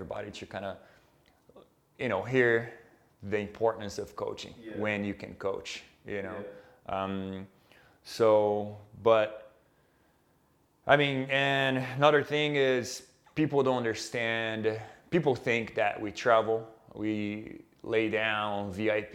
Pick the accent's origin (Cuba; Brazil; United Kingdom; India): Brazil; moved away; we are both from Brazil